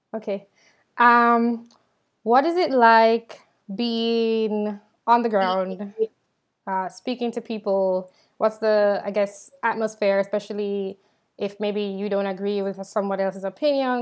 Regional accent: Jamaica; now in United States; I'm from Jamaica.

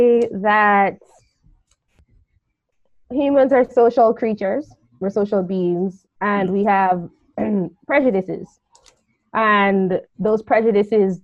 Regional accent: Jamaica; I'm from Jamaica, I'm probably going to think like another Jamaican

